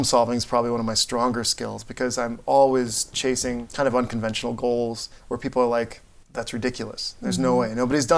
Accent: Barron, Wisconsin, United States; moved away; my hometown in Wisconsin

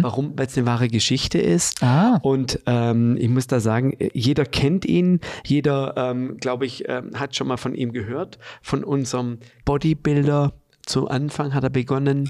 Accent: Germany; als Deutsche im Allgemeinen

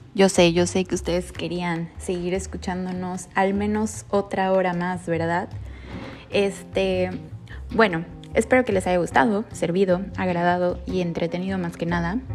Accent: Mexico; igualitos a nosotros los mexicanos

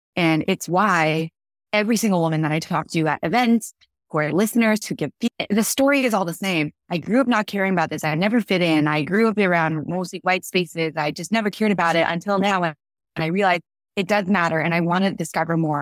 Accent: California, United States; grew up in California

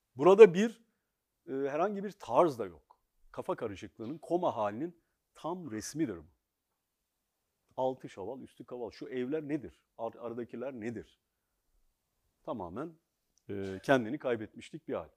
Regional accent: Ankara, Turkey; Ben bir gecekondu çocuğuyum. Ankara'nın, aslında Türkiye'nin ilk gecekondu mahallesinde doğdum, büyüdüm.

